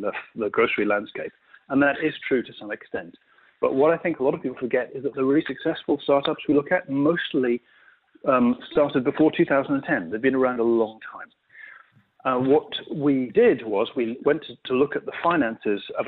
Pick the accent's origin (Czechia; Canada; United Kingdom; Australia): United Kingdom; you probably guessed by my accent where I'm from